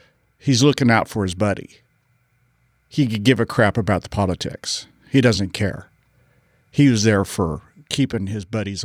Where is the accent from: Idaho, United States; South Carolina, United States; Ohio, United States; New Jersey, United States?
South Carolina, United States; Parris Island; I was raised at Parris Island, South Carolina. My dad was a Marine Corps drill instructor.